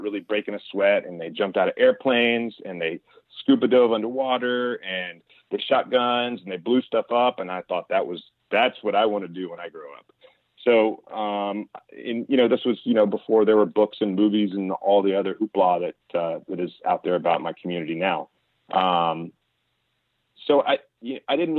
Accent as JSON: {"language": "English", "town": "Meridian", "region": "Mississippi", "country": "United States", "tie": "born or raised there", "also_born_or_lived": "Japan", "moved": "as an adult", "said": "I grew up in Meridian, Mississippi"}